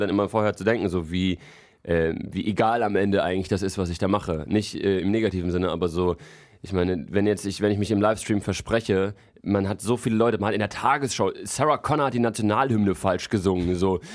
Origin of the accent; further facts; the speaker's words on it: Frankfurt, Hesse, Germany; now in Berlin, Germany; Ich komme ja eigentlich aus Frankfurt